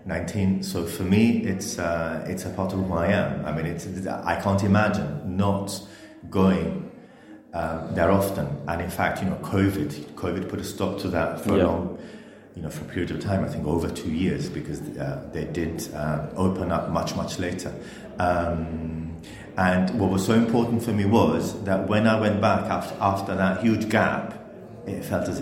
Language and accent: English; Gibraltar; where are you from? And you say, Gibraltar.